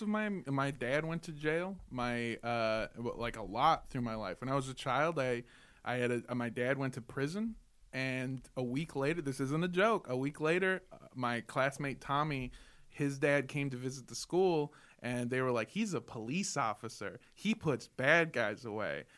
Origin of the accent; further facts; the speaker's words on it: Los Angeles, California, United States; also born or lived in Indio, California; I grew up in Los Angeles. I went to schools in Los Angeles